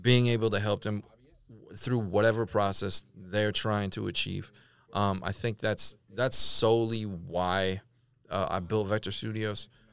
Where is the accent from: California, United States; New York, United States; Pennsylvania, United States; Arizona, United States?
California, United States; moved away as an adult; now in Tulsa, United States; I'm from Cali